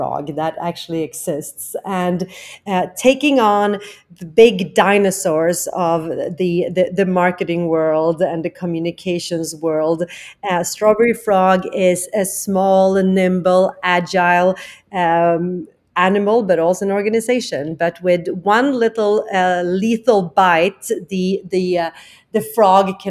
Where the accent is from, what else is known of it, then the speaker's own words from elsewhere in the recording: Stockholm, Stockholm County, Sweden; accent: Swenglish; English is a second language; moved away as an adult; also born or lived in Tokyo, Japan; now in New York, United States; I'm actually from Stockholm, Sweden, originally, where I have worked and lived.